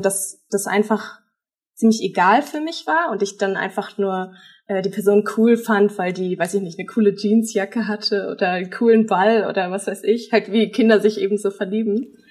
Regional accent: Germany; ich bin in Deutschland aufgewachsen

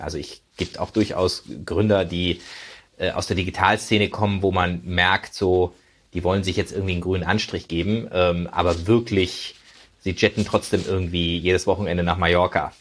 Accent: Freiburg, Baden-Württemberg, Germany; moved away; also born or lived in United States; ich bin zum Beispiel in Freiburg groß geworden.

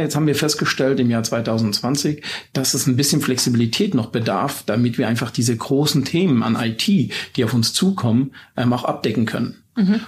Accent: Baden-Württemberg, Germany; bei uns in Baden-Württemberg

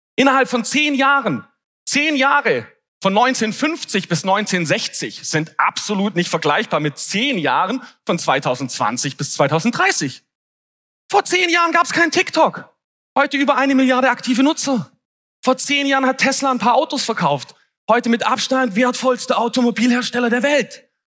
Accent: Swabia, Germany; ich bin ja auch geborener Schwabe und wir sind ja Tüftler

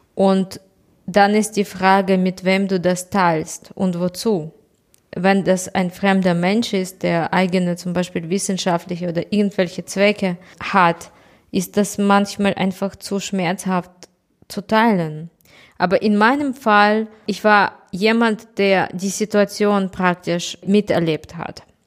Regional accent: Kyiv, Ukraine; ich komme aus Kiew äh, und meine Stadt ist überhaupt nicht unter Beschuss.

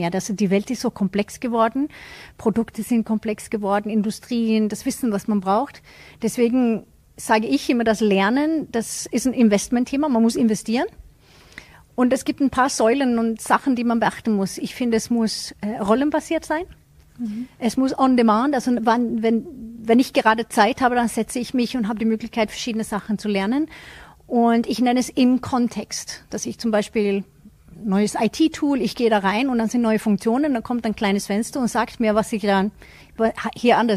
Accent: Sweden; als Schwedin

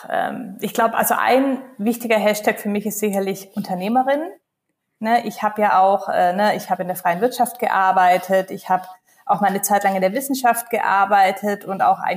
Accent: Baden-Württemberg, Germany; ich komme ursprünglich aus Baden-Württemberg, Kleinstadt, Großraum Stuttgart, ähm, habe drei Geschwister, das heißt, ich bin in einer Großfamilie ähm, aufgewachsen

